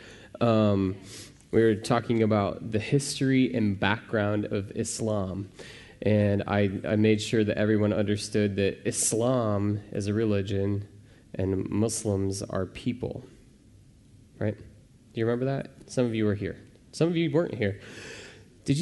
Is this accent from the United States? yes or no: yes; Midwest, United States; I'm from the Midwest